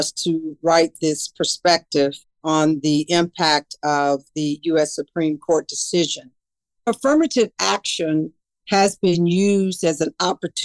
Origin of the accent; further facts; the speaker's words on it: the South, United States; moved away; my life experiences as an African-American woman growing up in the South